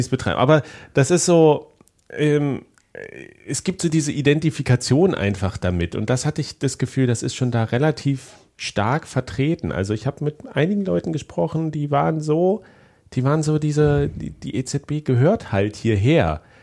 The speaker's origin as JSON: {"language": "German", "area": "GDR", "region": "East Germany", "country": "Germany", "tie": "born or raised there", "also_born_or_lived": "Leipzig", "said": "ich bin ja auch noch ein Kind der DDR"}